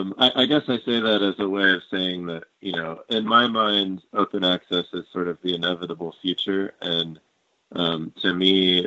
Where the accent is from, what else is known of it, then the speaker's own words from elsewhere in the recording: Colorado, United States; something like in my home state of Colorado, there's something along the lines of 200 internet service providers.